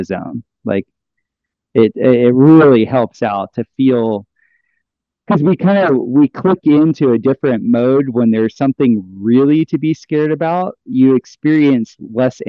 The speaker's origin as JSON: {"language": "English", "region": "South Florida", "country": "United States", "tie": "born or raised there", "also_born_or_lived": "Costa Rica", "moved": "yes", "said": "growing up in South Florida"}